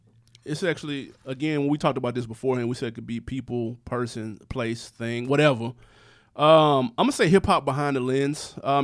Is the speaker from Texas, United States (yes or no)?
no; New York City, New York, United States; I'm from New York. I'm from Queens.